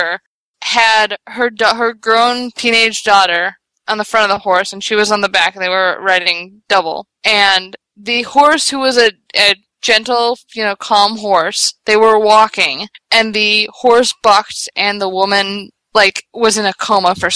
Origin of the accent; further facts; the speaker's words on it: Chicago, Illinois, United States; I'm from Chicago